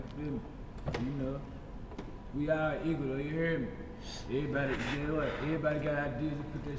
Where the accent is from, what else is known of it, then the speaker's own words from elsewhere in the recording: Nashville, Tennessee, United States; I'm from the Ville, we all family, you feel me? My granny from Borough